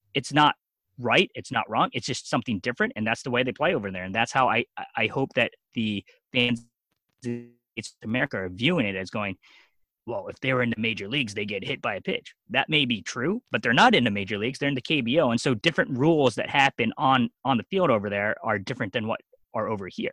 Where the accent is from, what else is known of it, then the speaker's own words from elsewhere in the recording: Lancaster County, eastern Pennsylvania, United States; also born or lived in South Korea; So I grew up most of my time in eastern Pennsylvania, Lancaster County, the Amish.